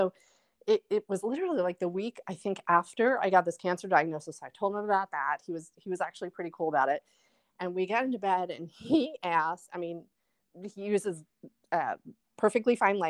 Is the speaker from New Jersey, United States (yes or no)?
yes; New Jersey, United States; Like, I'm from New Jersey, you're from Korea